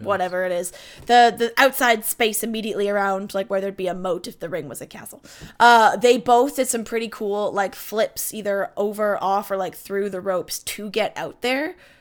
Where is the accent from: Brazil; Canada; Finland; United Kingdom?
Canada; as a Canadian, I'm far less litigious than most of my, like, American family